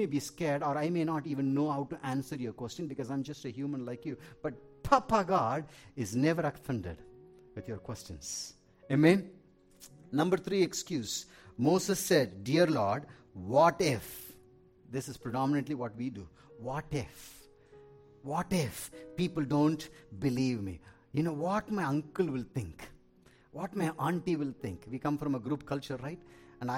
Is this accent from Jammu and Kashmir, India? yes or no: no; Tamil Nadu, India; I'm an Indian. I'm a South Indian